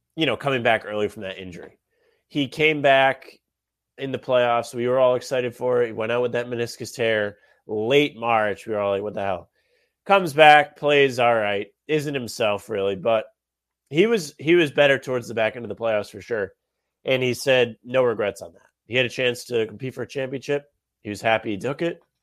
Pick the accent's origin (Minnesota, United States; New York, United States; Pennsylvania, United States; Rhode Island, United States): Rhode Island, United States; I'm from Rhode Island.